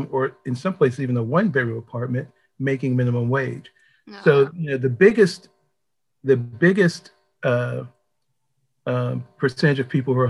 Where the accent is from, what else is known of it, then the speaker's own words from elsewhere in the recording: Pittsburgh, Pennsylvania, United States; now in Washington, D.C., United States; I'm originally from Pittsburgh, Pennsylvania